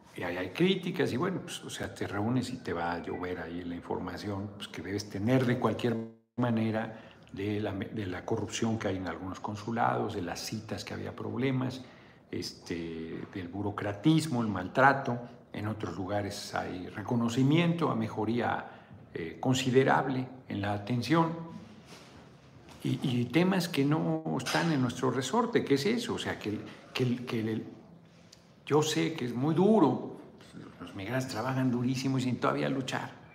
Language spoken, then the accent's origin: Spanish; Mexico